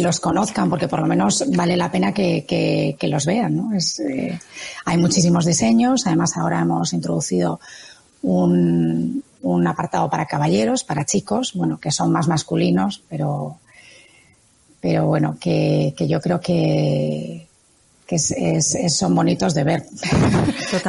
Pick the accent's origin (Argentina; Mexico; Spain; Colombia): Spain; Galicia; mis vivencias en mi tierra, yo soy gallega